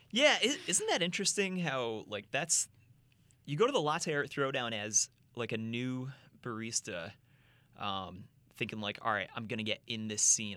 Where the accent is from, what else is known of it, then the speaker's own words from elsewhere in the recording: Rochester, New York, United States; moved away as an adult; also born or lived in New Jersey; I'm from Rochester, New York